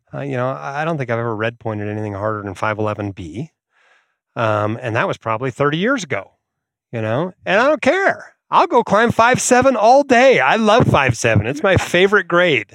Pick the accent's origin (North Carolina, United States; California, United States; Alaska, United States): Alaska, United States; moved away; I grew up in Alaska